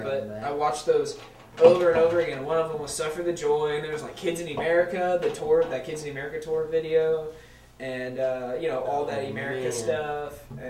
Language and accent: English; Fort Benning, Georgia, United States; born there; Yeah, Martin Army on post at Fort Benning, Georgia.